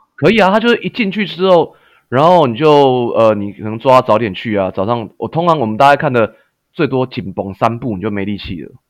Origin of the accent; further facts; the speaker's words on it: Taiwan; moved away as an adult; also born or lived in Canada; 因为老板他是看我台湾人嘛